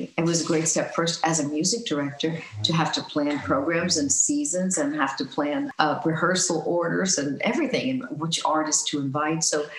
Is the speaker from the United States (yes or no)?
yes; Northeast, United States; I mean, I grew up in the Northeast and, you know, spent all my time between New York and New Jersey and, you know, maybe went as far as Connecticut, I don't know.